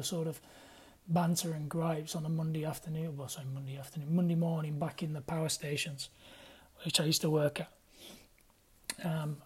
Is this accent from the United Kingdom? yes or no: yes; Sheffield, Yorkshire and the Humber, United Kingdom; born or raised there; moved away as an adult